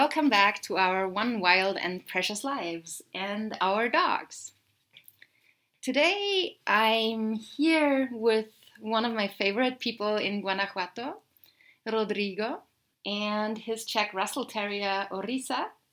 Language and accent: English; Austria; growing up in Austria